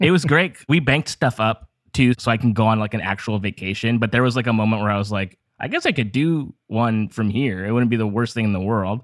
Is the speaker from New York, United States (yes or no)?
no; Downey, California, United States; I'm from here. Well, I grew up in Downey, like, Lakewood area, which is like a suburb of Los Angeles.